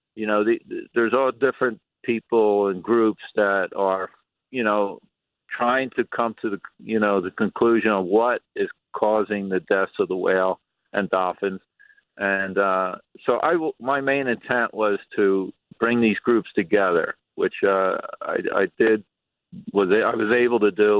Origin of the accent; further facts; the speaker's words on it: Atlantic City, New Jersey, United States; born and raised in Atlantic City, lifeguard, sailor